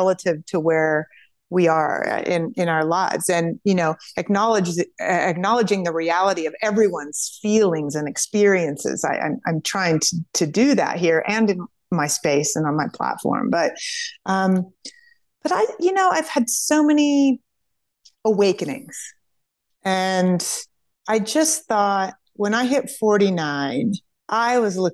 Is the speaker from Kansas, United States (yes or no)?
yes; Kansas, United States; We're from Kansas